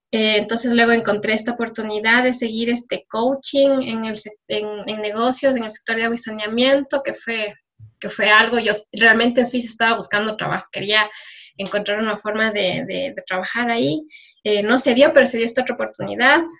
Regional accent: Ecuador; soy, soy de Ecuador, pero no me conocen todavía y hay mucho por decir.

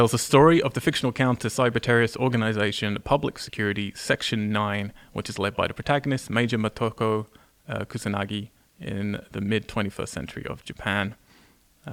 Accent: England, United Kingdom; growing up in England

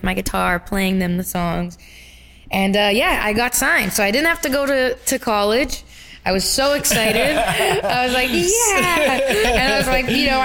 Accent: Brampton, Ontario, Canada; I'm from Brampton, Ontario.

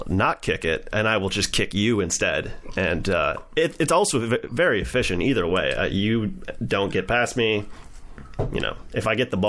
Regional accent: Wisconsin, United States; now in Minneapolis, United States; I'm from Wisconsin originally. I live in Minneapolis now.

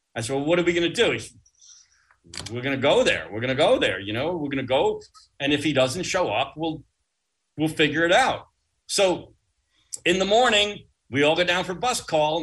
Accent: Uniondale, New York, United States; That's where I grew up in Uniondale. I grew up in the shadow of Hofstra.

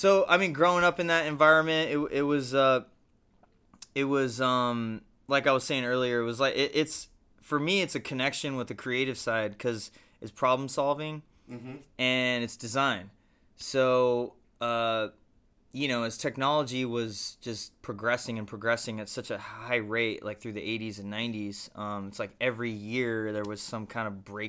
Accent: San Diego, California, United States; Yeah, it's kind

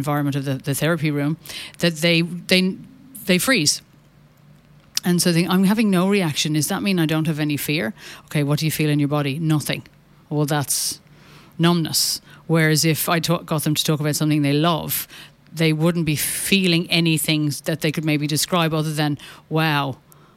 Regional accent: Ireland; as an Irish Catholic

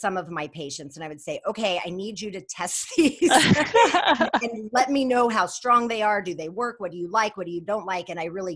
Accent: New Mexico, United States; I'm from New Mexico

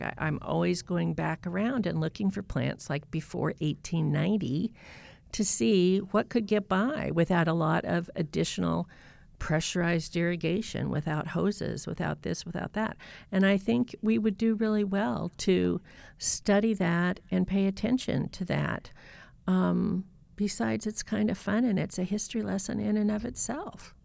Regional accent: North Idaho, United States; also born or lived in Boise, Idaho / Southern Maryland; a place in North Idaho near my hometown

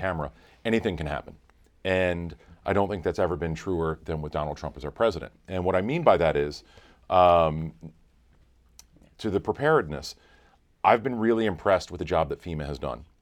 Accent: North Carolina, United States; I grew up in North Carolina

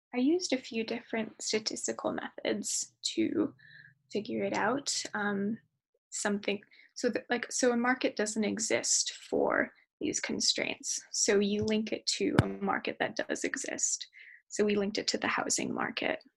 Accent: Sacramento, California, United States; moved away; also born or lived in Portland, Oregon; I'm from Sacramento, California

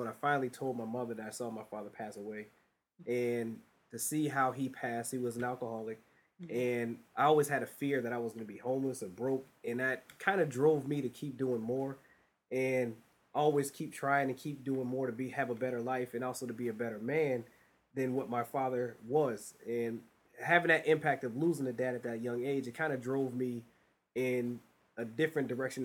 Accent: Springfield, Massachusetts, United States; born and raised in Springfield, Massachusetts

